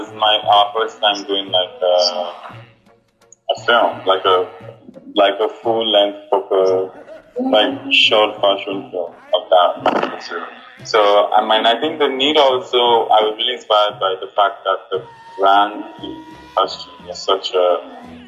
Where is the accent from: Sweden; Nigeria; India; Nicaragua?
Nigeria; I'm Nigerian